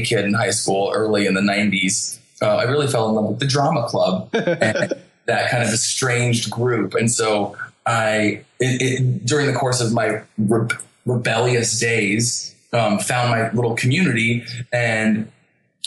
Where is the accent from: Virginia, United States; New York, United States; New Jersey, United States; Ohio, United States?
New Jersey, United States; I'm from New Jersey